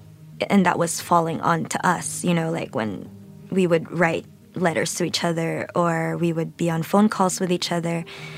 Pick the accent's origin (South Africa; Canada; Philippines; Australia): Philippines; Manila, Metro Manila; I grew up in a very messy Manila. I always say I'm from the messy parts of Manila. I'm from Manila.